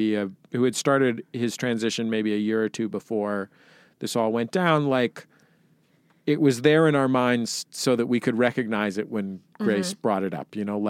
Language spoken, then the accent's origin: English; San Francisco, California, United States; I grew up in the Mission in San Francisco, like I grew up 8 blocks from Castro Street